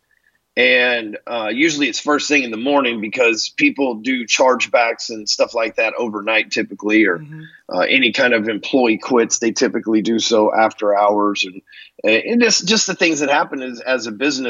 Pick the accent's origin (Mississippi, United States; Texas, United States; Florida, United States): Texas, United States; also born or lived in Dallas, Texas; I'm probably the biggest bleeding heart Texan you'll ever run into